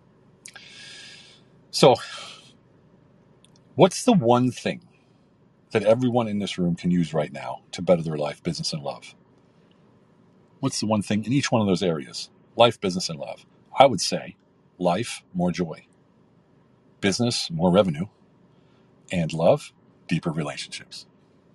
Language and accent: English; United States; also born or lived in Hungary; now in Turkey; I'm an American military veteran living between Hungary and Turkey